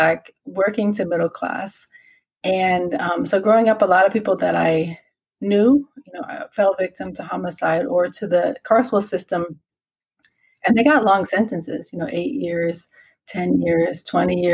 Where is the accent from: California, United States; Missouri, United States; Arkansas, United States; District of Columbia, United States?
District of Columbia, United States; Washington; moved away as an adult; also born or lived in Kansas; now in Merced, United States; I'm originally from Washington, D.C. I graduated high school in 1991, just to give you a context of the time period that I grew up